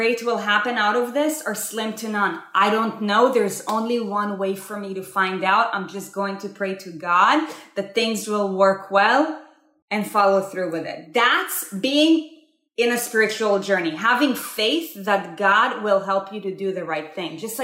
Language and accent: English; Israel; I was born and raised in Israel